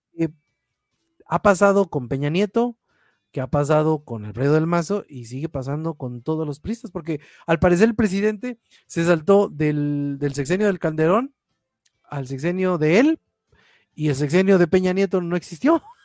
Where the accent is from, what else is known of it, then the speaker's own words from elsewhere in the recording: Mexico; como mexicanos